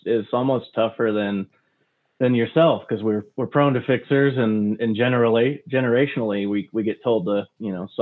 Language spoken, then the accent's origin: English; United States; accent: American; my American accent